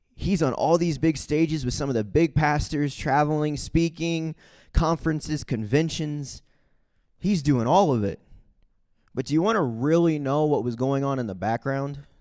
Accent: Saint Charles, Missouri, United States; also born or lived in Guatemala; I grew up in Saint Charles, Missouri, which is about thirty minutes from Saint Louis

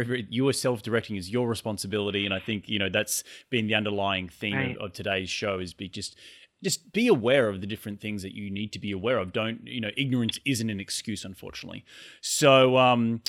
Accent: Australia

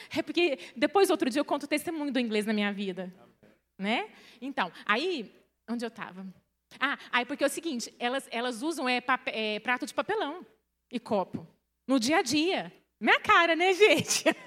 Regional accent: Minas Gerais, Brazil; Eu sou mineira, uai, sou. Lá da roça

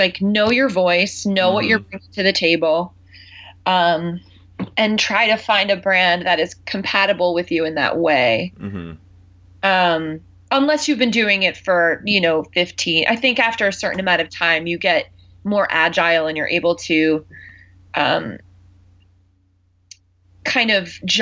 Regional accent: Long Island, New York, United States; moved away as an adult; also born or lived in Philadelphia area; I'm from Long Island

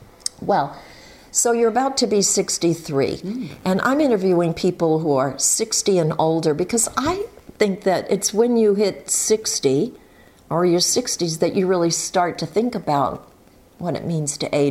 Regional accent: Maine, United States; I'm traveling around my home state of Maine

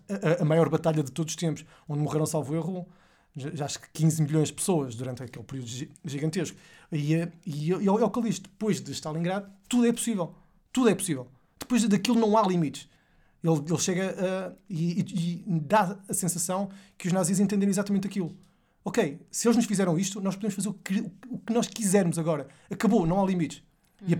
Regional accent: Porto, Norte, Portugal; eu sou de, do Porto, não sou de Lisboa

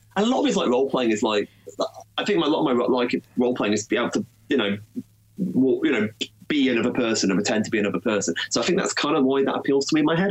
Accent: United Kingdom; in Britain there wasn't really easily accessible DC comics where I was growing up

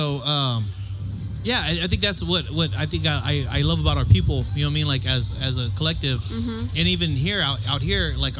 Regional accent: San Diego, California, United States; Because I'm born and raised in San Diego. So, but my family's from Inarahan.

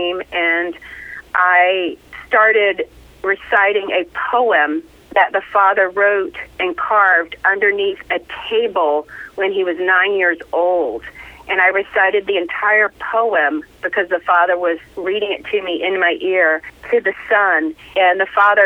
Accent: the South, United States; I'm from the South

